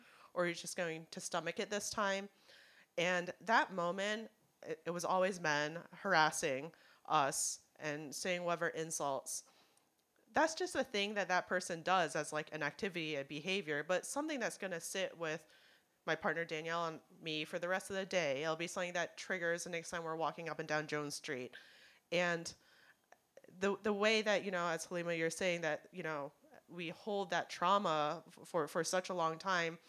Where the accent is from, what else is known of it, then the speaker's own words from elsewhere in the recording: Hong Kong; now in United States; I'm from Hong Kong.